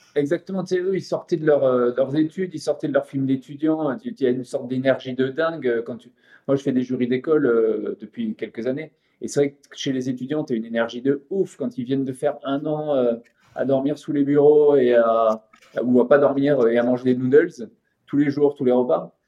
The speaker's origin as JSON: {"language": "French", "town": "Montpellier", "region": "Occitania", "country": "France", "tie": "born or raised there", "also_born_or_lived": "Île-de-France", "moved": "yes", "said": "Zouib, c'était un copain d'adolescence de Montpellier, on est de Montpellier tous les deux"}